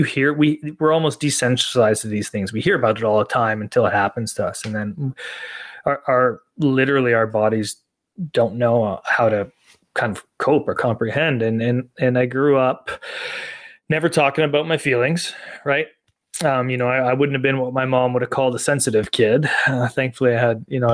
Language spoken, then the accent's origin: English; Canada; I grew up playing hockey in Canada